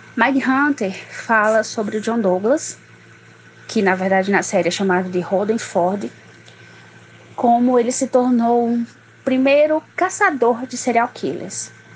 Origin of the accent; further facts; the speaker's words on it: Barbalha, Ceará, Brazil; sou de Barbalha, na região do Cariri cearense.